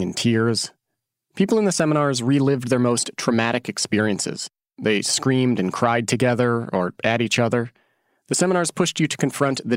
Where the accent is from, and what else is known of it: Oregon, United States; born or raised there; moved away as an adult